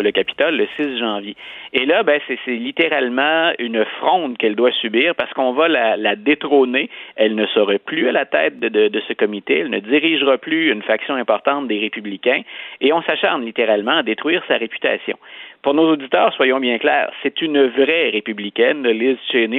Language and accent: French; Canada; chez nous au Canada